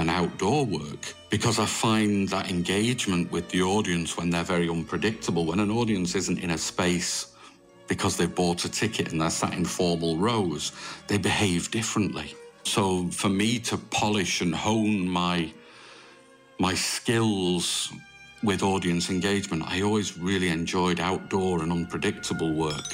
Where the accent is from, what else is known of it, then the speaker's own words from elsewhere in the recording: Manchester, North West England, United Kingdom; moved away as an adult; also born or lived in France; now in Limerick, Ireland; originally, I'm from Manchester. So I was brought up very close to Bellevue Circus in Manchester